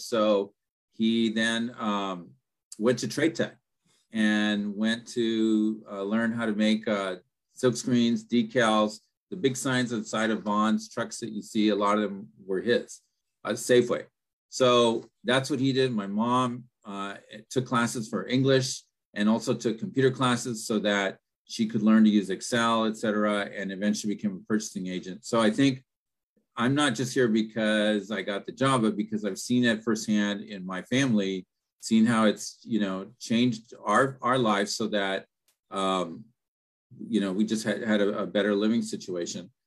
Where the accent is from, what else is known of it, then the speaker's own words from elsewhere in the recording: Pico Rivera, California, United States; first language Spanish; English is a second language; I grew up in uh, Pico Rivera, and um, uh, both my parents were immigrants from Mexico